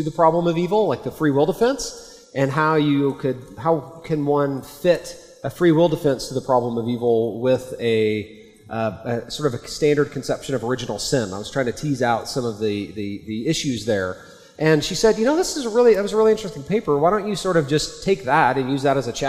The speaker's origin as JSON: {"language": "English", "region": "Oklahoma", "country": "United States", "tie": "born or raised there", "said": "I'm an American. I grew up in Oklahoma"}